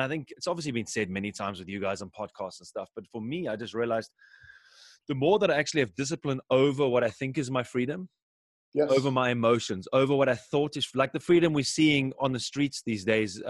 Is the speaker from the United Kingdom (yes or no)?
no; South Africa; now in Germany; I actually used to go on my grandmother's farm when I grew up in South Africa.